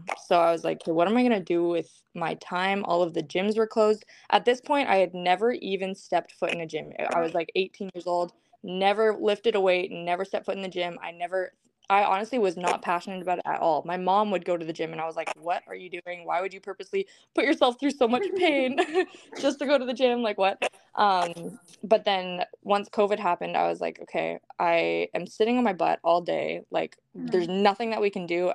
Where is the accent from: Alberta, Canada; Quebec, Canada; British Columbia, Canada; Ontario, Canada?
British Columbia, Canada; Vancouver; I'm from Vancouver, BC, Canada. It's cold and rainy right now, but I love it here